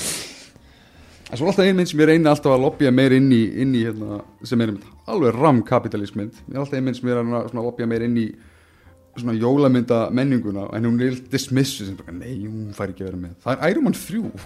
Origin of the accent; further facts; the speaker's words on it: Iceland; við sem Íslendingar